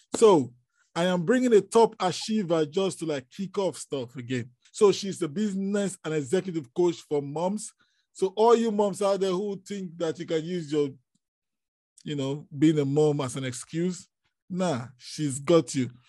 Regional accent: Nigeria; I am from Nigeria

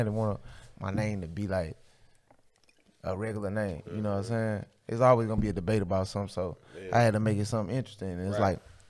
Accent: St. Louis, Missouri, United States; I said, I'm from Walnut Park.

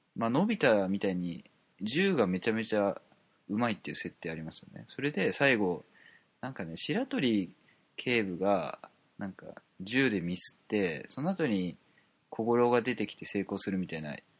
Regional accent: Kansai, Japan; moved away; 関西出身だったんで、だったというか関西出身なんで

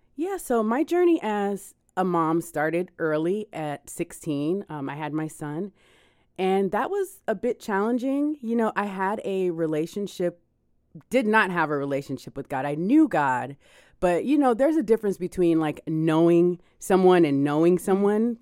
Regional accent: Miami, Florida, United States; I am from Miami

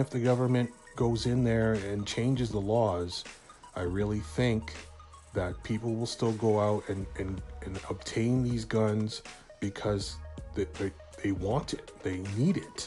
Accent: Canada; I'm a Canadian

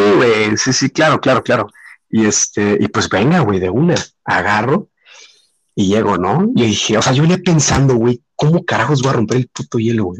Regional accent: Mexico; soy de México.

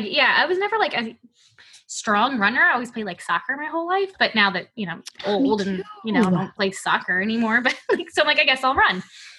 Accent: outside of New Orleans, Louisiana, United States; moved away; I grew up right outside of New Orleans.

